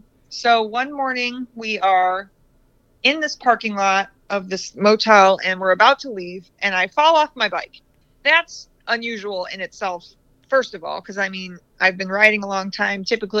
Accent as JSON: {"language": "English", "town": "Carlton", "region": "Michigan", "country": "United States", "tie": "born or raised there", "said": "This woman was from Carlton, Michigan, so our hometown."}